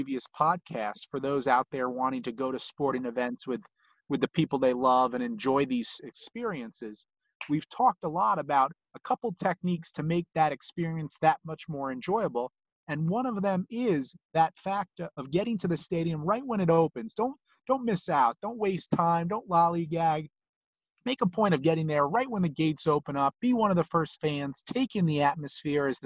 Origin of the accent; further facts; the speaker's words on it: Toms River, New Jersey, United States; we're from the Toms River area